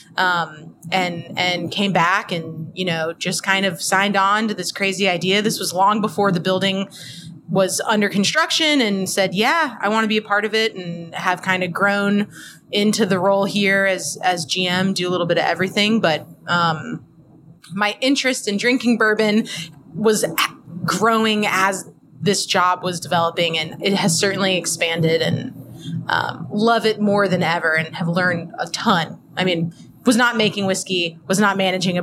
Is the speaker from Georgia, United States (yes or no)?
no; Louisville, Kentucky, United States; moved away as an adult; also born or lived in Wisconsin / Buenos Aires; I grew up in Louisville